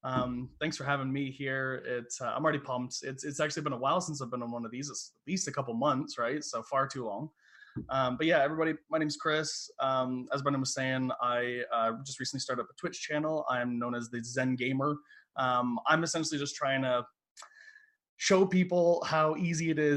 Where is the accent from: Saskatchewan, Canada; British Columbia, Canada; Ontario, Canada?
Ontario, Canada; London; I'm from London, Ontario, Canada